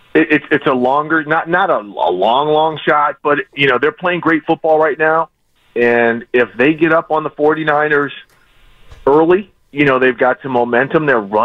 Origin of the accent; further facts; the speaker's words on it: Minneapolis, Minnesota, United States; I grew up in Minneapolis.